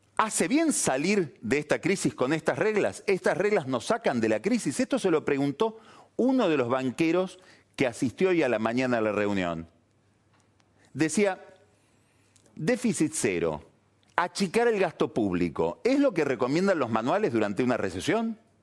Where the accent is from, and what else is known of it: Argentina